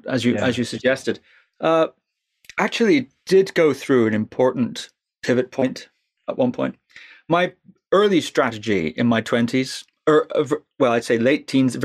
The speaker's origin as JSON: {"language": "English", "region": "Scotland", "country": "United Kingdom", "said": "I'm from Scotland"}